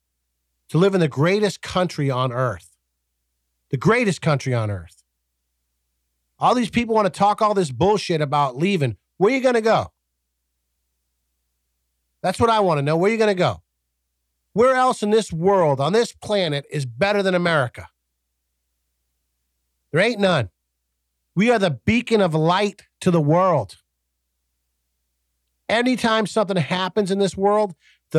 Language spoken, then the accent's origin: English; United States; I'm an American.